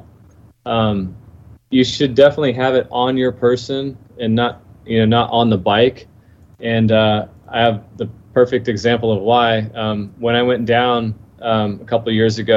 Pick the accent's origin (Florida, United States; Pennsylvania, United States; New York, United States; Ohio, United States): Florida, United States; I was born and raised here in Florida. And I'm only about 45 minutes south of Daytona.